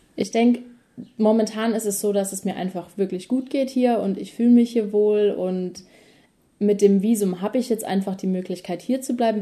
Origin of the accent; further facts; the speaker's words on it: Mannheim, Baden-Württemberg, Germany; moved away as an adult; now in New Zealand; die Heimat ist immer noch Mannheim und es wird auch immer die Heimat bleiben